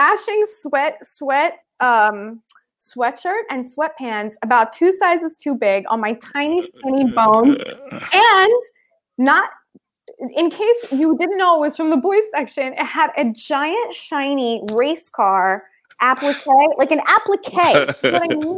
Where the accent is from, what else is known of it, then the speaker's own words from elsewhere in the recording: Philadelphia, Pennsylvania, United States; I grew up in Philly